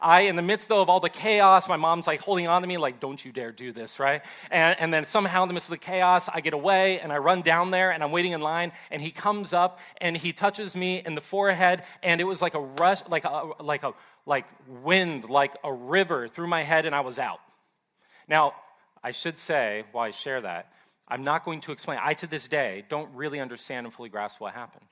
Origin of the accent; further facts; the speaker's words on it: Ohio, United States; moved away as an adult; also born or lived in Southern California; I grew up in Ohio